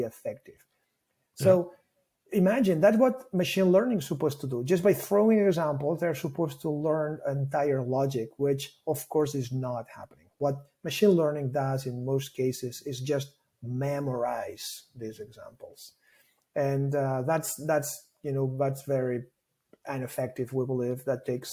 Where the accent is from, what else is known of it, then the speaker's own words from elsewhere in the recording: Barcelona, Catalonia, Spain; first language Catalan; English is a second language; I am from Barcelona. So my mother tongue is Catalan.